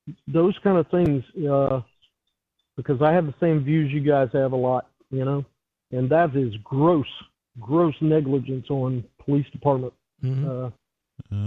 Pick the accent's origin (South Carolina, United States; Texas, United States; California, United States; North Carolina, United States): South Carolina, United States; I'm from South Carolina